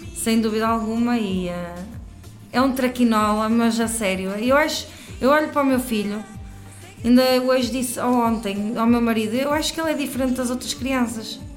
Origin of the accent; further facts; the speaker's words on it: Santo Tirso, Norte, Portugal; Sou de Santo Tirso, Lamelas, Santo Tirso